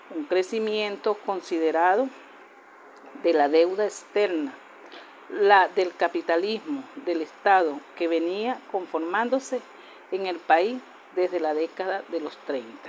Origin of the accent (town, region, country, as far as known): Venezuela